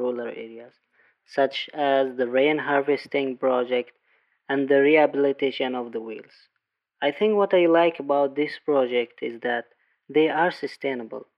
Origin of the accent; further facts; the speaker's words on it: Taiz, Taiz Governorate, Yemen; from Taiz